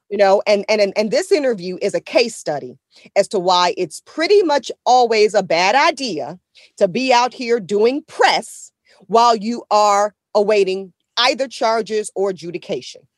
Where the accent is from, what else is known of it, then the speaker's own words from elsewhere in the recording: Southeast Louisiana, United States; also born or lived in New Orleans; I was born in Southeast Louisiana